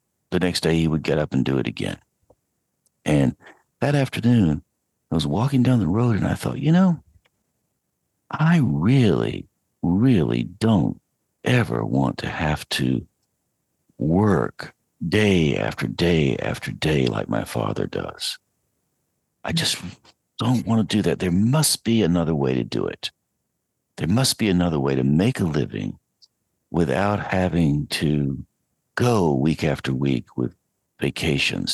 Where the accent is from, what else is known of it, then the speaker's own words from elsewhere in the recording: Asheville, North Carolina, United States; I was growing up in Western North Carolina, 8-9 miles out of Asheville on Brevard Road